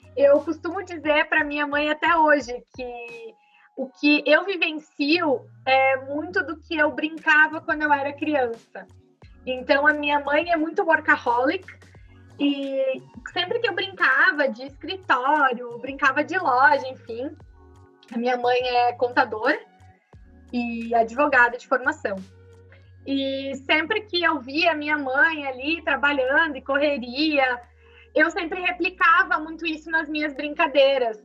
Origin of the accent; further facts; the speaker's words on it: Farroupilha, Rio Grande do Sul, Brazil; nasci e me criei em Farroupilha e sigo aqui por enquanto